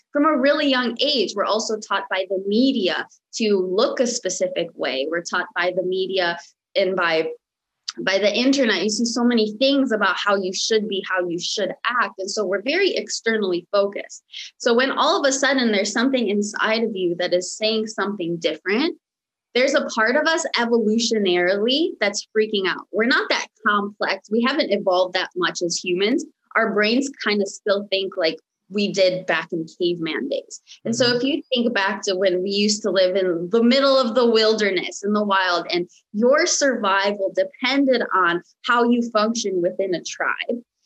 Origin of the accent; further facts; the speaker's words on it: United States; first language Romanian; English is a second language; also born or lived in Michigan; now in Los Angeles, United States; I was actually uh, born and raised in the United States, but I was born and raised by a very, very traditional Romanian parents